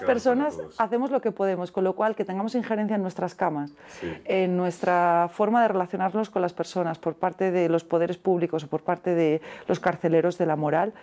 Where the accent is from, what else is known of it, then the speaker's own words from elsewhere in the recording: Alicante, Valencian Community, Spain; also born or lived in Andalusia; soy alicantina de origen, pero políticamente soy andaluza